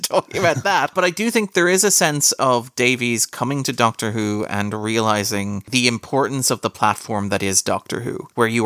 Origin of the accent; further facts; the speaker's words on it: Ireland; as an Irishman